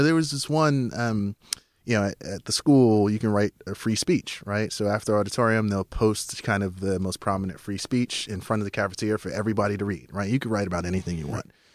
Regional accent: New York City, New York, United States; I was born in Southside Jamaica, Queens

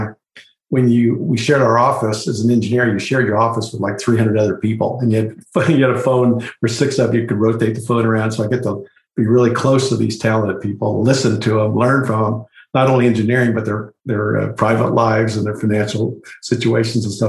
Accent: Lawrence, Kansas, United States; moved away; I grew up in the Midwest in Kansas, and actually in Lawrence, where the University of Kansas is

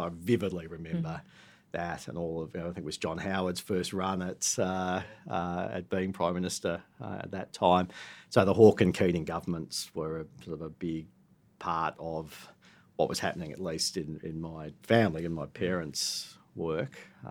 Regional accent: Canberra, Australian Capital Territory, Australia; born or raised there; also born or lived in Lismore, New South Wales / Armidale, New South Wales

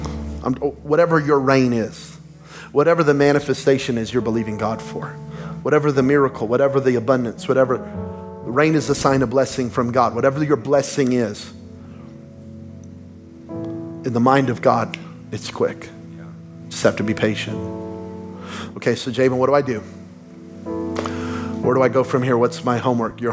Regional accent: Belen, New Mexico, United States; moved away; we're from Belen, New Mexico, y'all. Trailer park kids

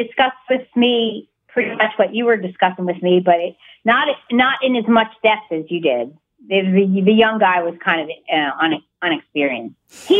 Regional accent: United States; And I'm not a Russian. I'm an American.

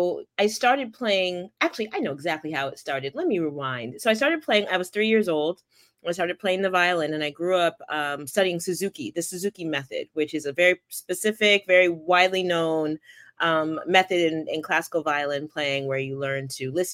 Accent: Stratford, Connecticut, United States; moved away as an adult; now in Teaneck, United States; I grew up in Stratford, Connecticut.

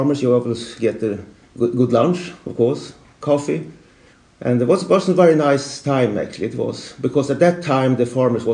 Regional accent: Sweden; I started as a printer at our local newspaper in my hometown

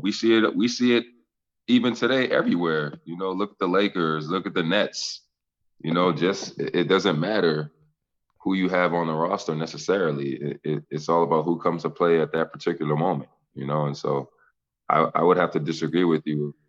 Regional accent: Boston, Massachusetts, United States; I'm from Boston

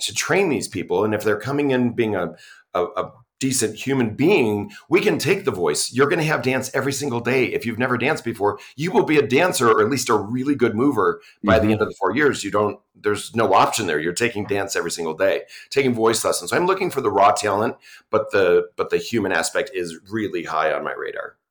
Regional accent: New York, United States; moved away as an adult; now in Utah, United States; I'm from New York, and I came here for grad school and stayed

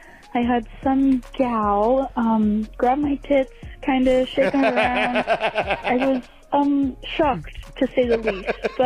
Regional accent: Montana, United States; I'm from Montana, and I am freshly 21.

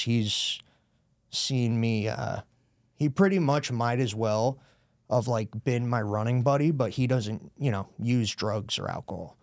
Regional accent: Brewster, New York, United States; moved away as an adult; also born or lived in Newark, New Jersey; now in Danbury, United States; I grew up in Brewster, right over the border

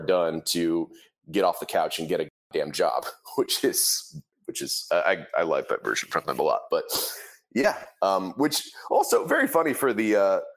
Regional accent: Midwest, United States; I grew up in the Midwest

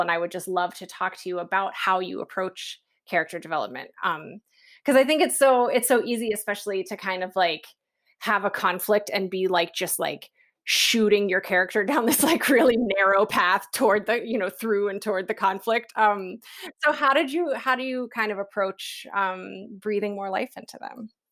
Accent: West Virginia, United States; moved away; I'm from West Virginia

